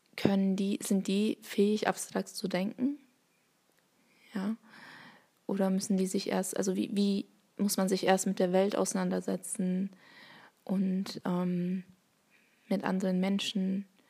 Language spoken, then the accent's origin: German; Bavaria, Germany; accent: Bavarian; first language Turkish; German is a second language; also born or lived in Essen; now in Hamburg, Germany; ich bin in, ba ähm, in Bayern, zu meiner Sprachbiografie in Bayern groß geworden